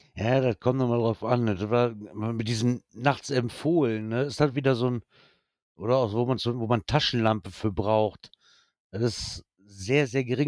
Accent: Germany; bei uns in Deutschland

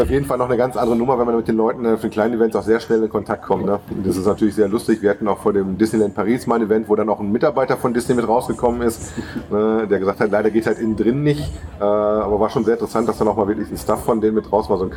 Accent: Bremen, Germany; born there; Wo ich als gebürtiger Bremer für meine Frau immer als Süddeutscher gelte.

